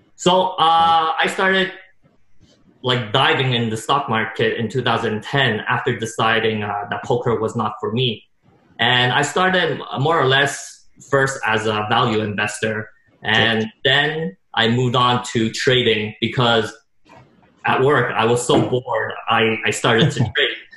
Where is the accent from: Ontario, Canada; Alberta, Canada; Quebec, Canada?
Quebec, Canada; Montreal; born or raised there